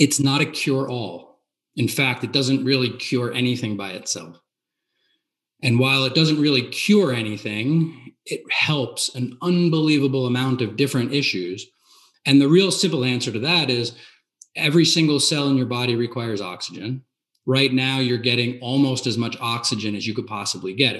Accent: New Jersey, United States; I'm from New Jersey

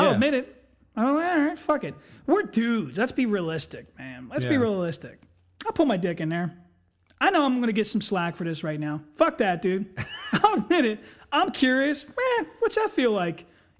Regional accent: Tinicum, United States; Well, I grew up down in Tinicum in the body shops.

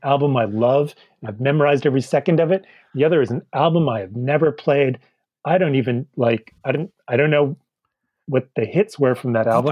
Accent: Boston, Massachusetts, United States; I'm from Boston

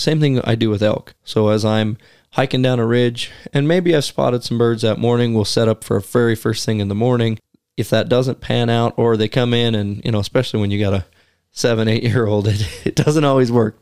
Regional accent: the West, United States; growing up in the West

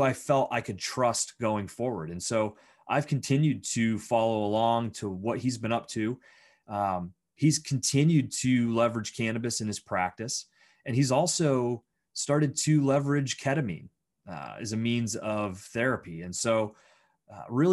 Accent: Bradford, Pennsylvania, United States; now in Pittsburgh, United States; I grew up in Bradford, Pennsylvania

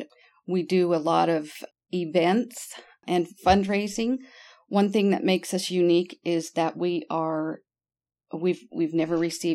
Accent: Bountiful, Utah, United States; moved away as an adult; also born or lived in Mesquite, Nevada; now in St. George, United States; I was born and raised in Bountiful, Utah

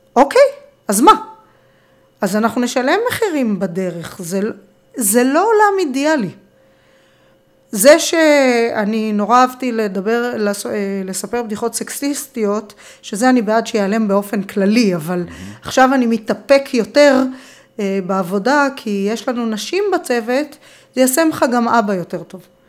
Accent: Israel

